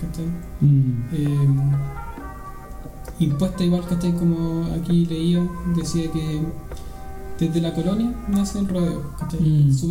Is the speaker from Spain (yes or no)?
no; Chile; Chile así. soy chileno.